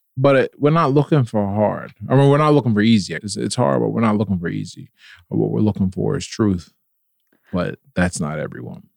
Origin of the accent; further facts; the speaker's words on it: Pittsburgh, Pennsylvania, United States; I was born and raised in Pittsburgh